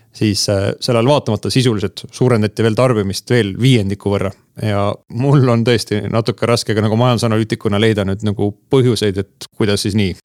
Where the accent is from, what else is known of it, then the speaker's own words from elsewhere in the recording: Mustamäe, Tallinn, Harju County, Estonia; mina elasin Mustamäel esimesel korrusel, mille all oli soojatrass